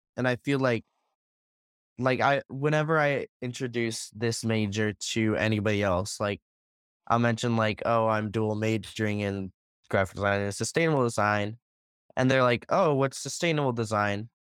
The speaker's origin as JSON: {"language": "English", "town": "Buffalo Grove", "region": "Illinois", "country": "United States", "said": "I'm from Buffalo Grove, which is a suburb of Chicago."}